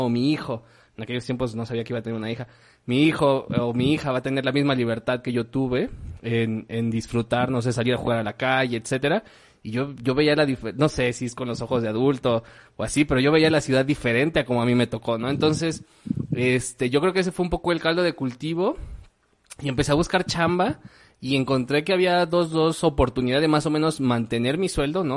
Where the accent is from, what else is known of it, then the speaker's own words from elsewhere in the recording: Mexico City, Mexico; moved away as an adult; also born or lived in Querétaro, Mexico; yo me reconozco a mí mismo como chilango de nacimiento, ¿no? Neoqueretano porque me mudé a la ciudad de Querétaro